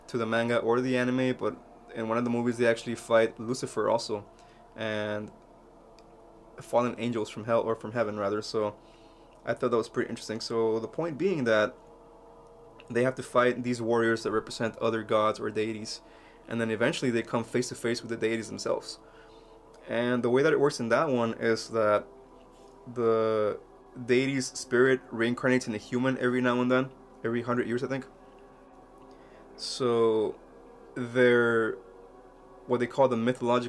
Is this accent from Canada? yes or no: no; Mexico; moved away; when I was a little kid growing up in Mexico